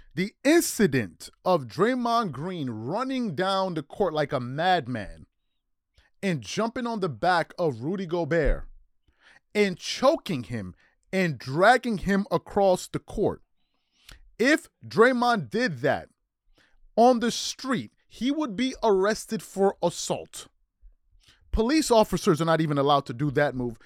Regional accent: New York, United States; also born or lived in Maryland; I grew up in New York

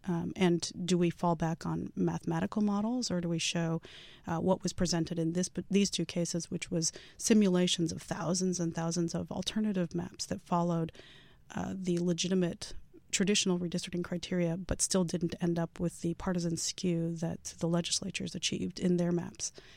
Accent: California, United States; I come from California

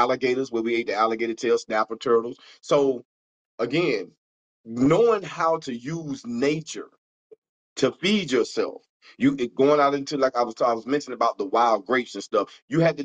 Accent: Fort Pierce, Florida, United States; I'm from Fort Pierce, Florida, right? In my little city, little town

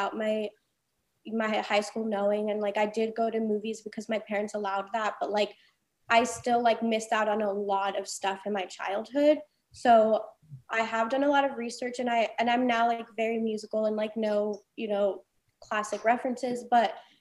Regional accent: Los Angeles, California, United States; I was literally born and raised on Sunset Boulevard within this community.

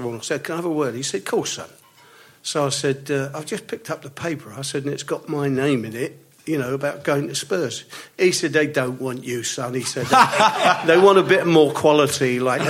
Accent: London, United Kingdom; now in Horsham, United Kingdom; I was born in Notting Hill.

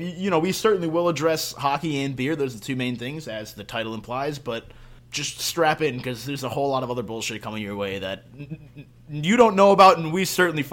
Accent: Albany, New York, United States; also born or lived in Maryland; now in Portland, United States; I'm up here in Portland, Maine, originally from New York. Spent a couple years in Maryland, but now up here in New England for the first time.

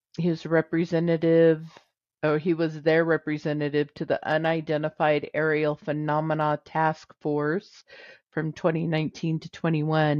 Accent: California, United States; I'm a Californian and I don't say Nevada.

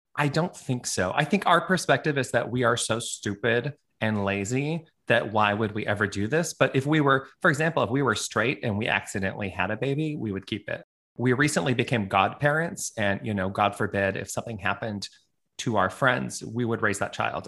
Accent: Toronto, Ontario, Canada; also born or lived in New York, United States; now in Honolulu, United States; I'm like a Canadian now living in a tropical

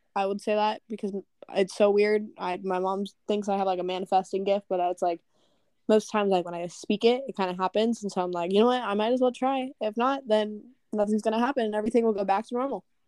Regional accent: Norco, California, United States; my hometown of Norco

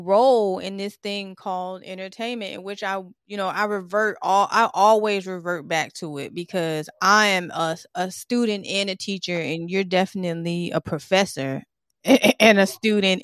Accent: Franklin, Tennessee, United States; also born or lived in Detroit, Michigan; now in Virginia Beach, United States; I was born in Detroit. I grew up in Franklin, Tennessee, and now I live here in Virginia Beach

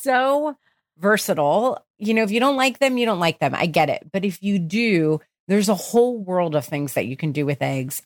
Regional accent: New Jersey, United States; I grew up in New Jersey

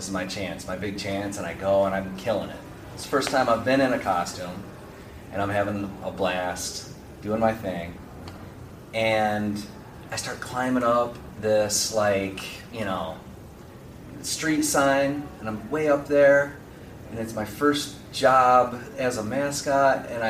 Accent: Michigan, United States; moved away; I grew up in Michigan

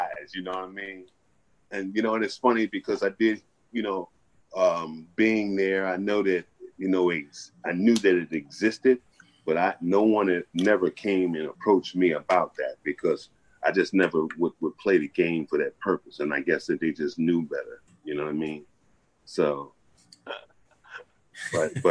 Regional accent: Atlantic City, New Jersey, United States; I'm here locally, where I'm at here, when I was born and raised here in Atlantic City

